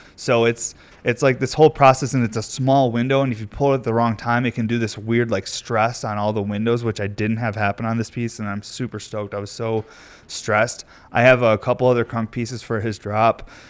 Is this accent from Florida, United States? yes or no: no; New York, United States; moved away; I'm from New York